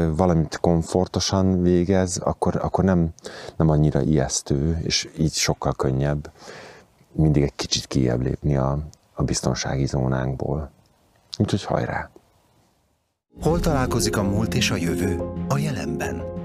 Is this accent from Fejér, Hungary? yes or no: no; Budapest, Hungary; moved away as an adult; also born or lived in near Kaposvár; Én egy panel gyerek vagyok, tehát lakótelepen születtem, lakótelepen éltem. Amikor tizenpár évvel ezelőtt szabadúszó lettem, akkor úgy döntöttem, hogy a, a bázisomat áthelyezem a fővárosból vidékre